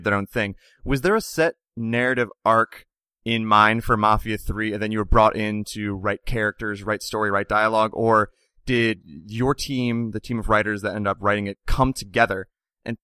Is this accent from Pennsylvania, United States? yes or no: yes; Pittsburgh, Pennsylvania, United States; now in Jacksonville, United States; I'm like a Pittsburgh person